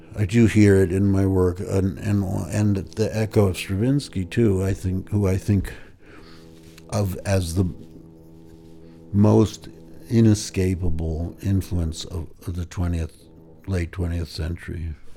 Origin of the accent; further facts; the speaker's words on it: Pound Ridge, New York, United States; where I grew up in Pound Ridge, New York.